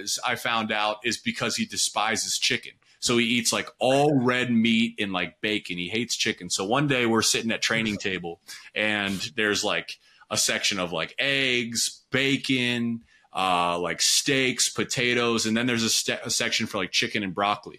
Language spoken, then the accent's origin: English; Pickerington, Ohio, United States; I'm from Pickerington, Ohio, on the east side of Columbia